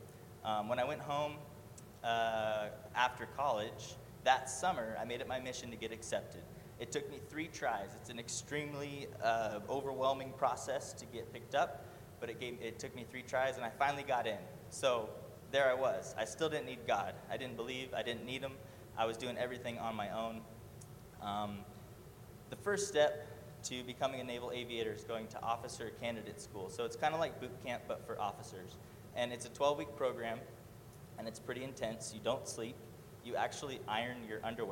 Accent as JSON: {"language": "English", "town": "Murrieta", "region": "California", "country": "United States", "tie": "born or raised there", "said": "I was born and raised in Murrieta, California"}